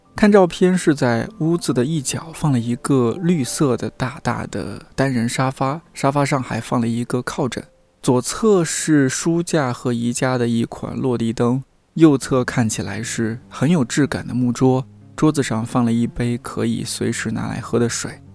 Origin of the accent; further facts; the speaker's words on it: Shanxi, China; 身为一个山西人